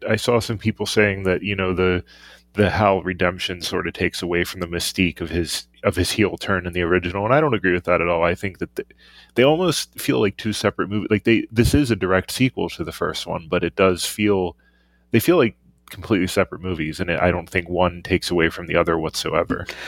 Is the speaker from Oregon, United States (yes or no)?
no; Pittsburgh, Pennsylvania, United States; my hometown Pittsburgh Penguins.